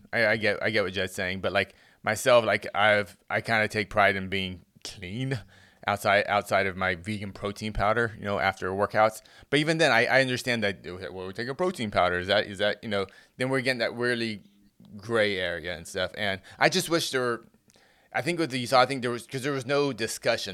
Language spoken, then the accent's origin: English; United States; we, as American fans